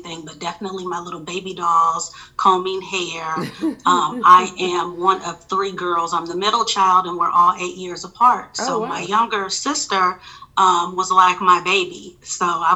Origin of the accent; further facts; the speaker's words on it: Oakland, California, United States; moved away as an adult; now in Atlanta, United States; So I am from Oakland, California, the Bay Area.